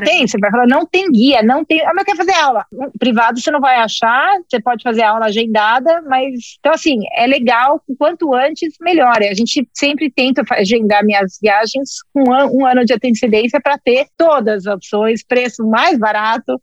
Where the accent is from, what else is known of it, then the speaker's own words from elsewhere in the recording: Brazil; sou brasileiro